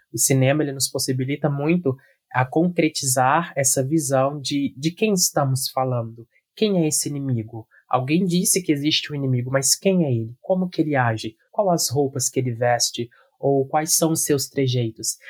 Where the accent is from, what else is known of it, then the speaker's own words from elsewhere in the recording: Brazil; nós, quanto sociedade brasileira do sul global